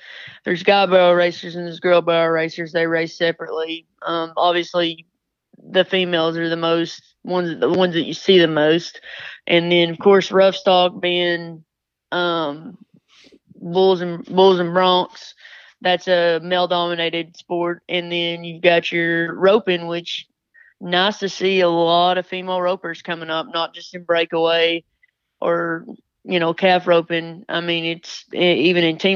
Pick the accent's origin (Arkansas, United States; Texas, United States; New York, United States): Arkansas, United States; Piggott; growing up in Piggott, you either got to be good or good at it